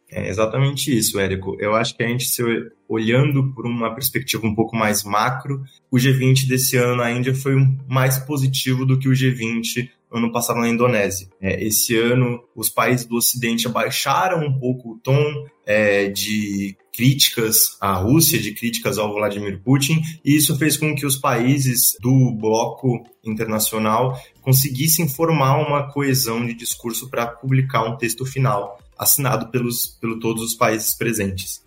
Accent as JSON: {"language": "Portuguese", "country": "Brazil", "said": "como brasileiros, como brasileiras"}